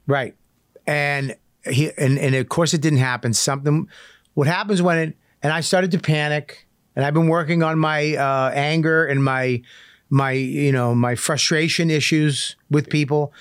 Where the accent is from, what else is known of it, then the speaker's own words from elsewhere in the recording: Medford, Massachusetts, United States; I grew up in Medford